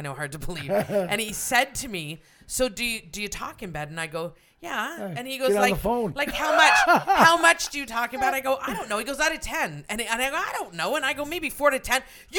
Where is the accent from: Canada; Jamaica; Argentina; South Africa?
Canada; I mean, we're Canadian, right?